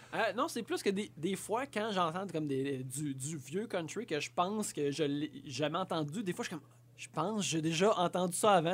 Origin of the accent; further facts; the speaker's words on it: La Sarre, Quebec, Canada; J'ai grandi à Lassar, en Abitibi-Ouest